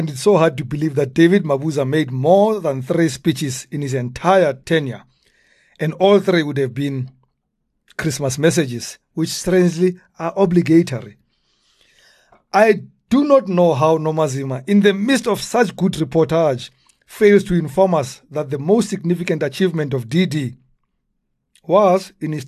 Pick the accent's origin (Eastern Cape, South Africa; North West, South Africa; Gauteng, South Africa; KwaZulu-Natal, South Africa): Gauteng, South Africa; Soweto; So, I mean, I do remember, so I come originally from Dobsonville, Soweto, and I remember one day I was going to see my parents and we live on a busy road